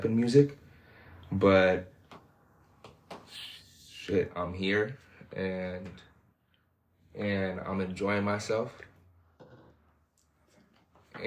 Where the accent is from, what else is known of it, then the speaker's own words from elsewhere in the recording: Thousand Oaks, California, United States; I'm originally from Thousand Oaks, California